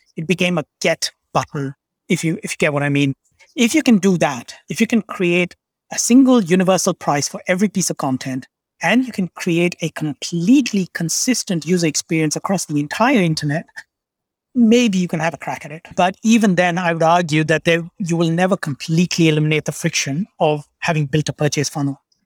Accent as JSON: {"language": "English", "town": "Kolkata", "region": "West Bengal", "country": "India", "tie": "born or raised there", "said": "state of West Bengal. I grew up in Calcutta."}